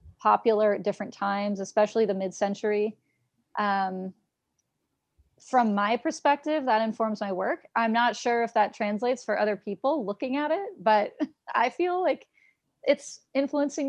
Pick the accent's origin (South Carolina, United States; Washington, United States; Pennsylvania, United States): Washington, United States; Seattle; I'm from Seattle